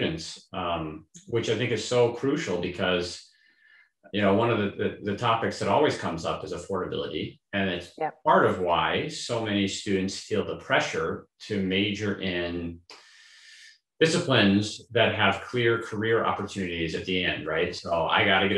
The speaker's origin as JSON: {"language": "English", "town": "Seattle", "region": "Washington", "country": "United States", "said": "I'm from the Seattle area"}